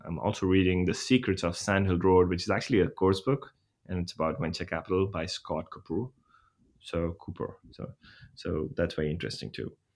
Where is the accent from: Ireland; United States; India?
India; moved away; I'm from India